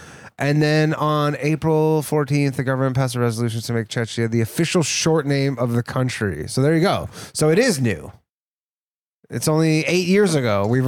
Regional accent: Canada; now in United States; We're Canadian brothers.

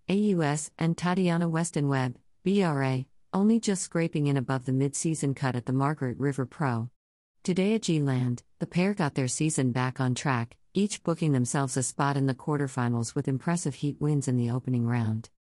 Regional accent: Costa Rica; Growing up in Costa Rica, and spending time in Hawaii and Fiji, I feel like this place is a combination of all of those places.

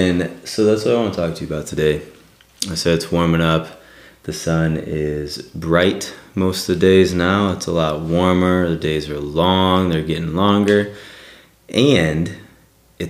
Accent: Northern Michigan, United States; now in southwestern Pennsylvania, United States; I'm from Northern Michigan

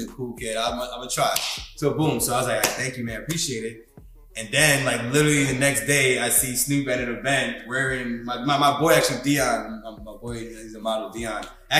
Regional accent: Baldwin, New York, United States; I'm from Long Island, New York.

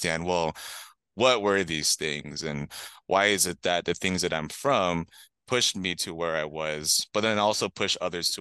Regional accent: San Diego, California, United States; I'm from Southeast San Diego, south of the eight, which is a common phrase used by a lot of folks from San Diego and from quite literally south of the eight. Grew up in a neighborhood of color

